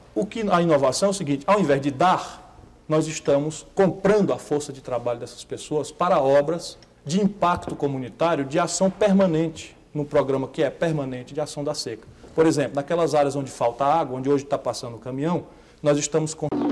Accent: Northeast Region, Brazil; also born or lived in Adamantina; na minha terra

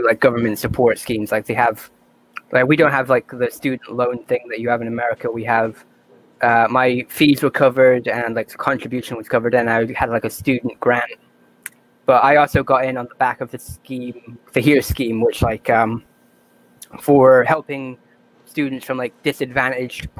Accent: Ireland; I'm from Ireland

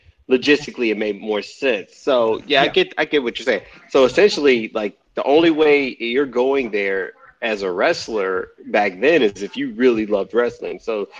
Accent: the South, United States; now in San Diego, United States; I live in San Diego, but I'm originally from the South.

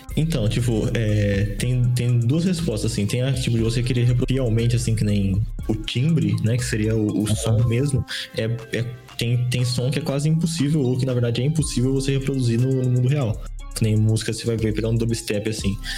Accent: interior of São Paulo, Brazil; sou, do, interior de São Paulo, tá ligado? É, é, bem, bem interiorzão mesmo

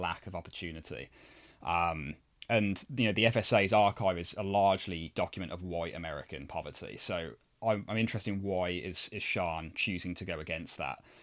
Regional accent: United Kingdom; me personally being British

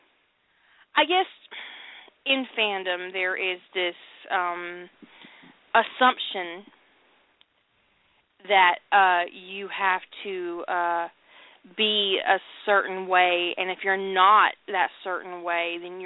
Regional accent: the South, United States; I'm from the South

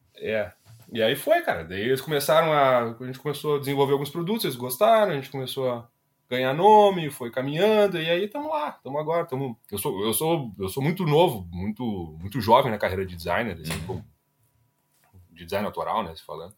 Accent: Ivoti, Rio Grande do Sul, Brazil; now in Porto Alegre, Brazil; sou natural de Ivoti, né? Um municípiozinho minúsculo

